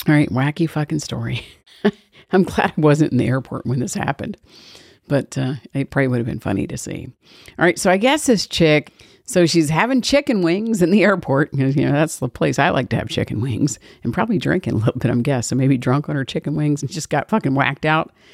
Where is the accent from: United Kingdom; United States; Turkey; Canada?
United States; Georgia